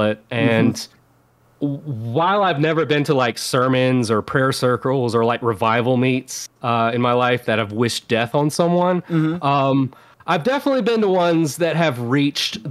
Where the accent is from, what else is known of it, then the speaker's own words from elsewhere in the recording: the Bible Belt, United States; I grew up in the Bible Belt, raised by my grandparents, and my grandfather was a pastor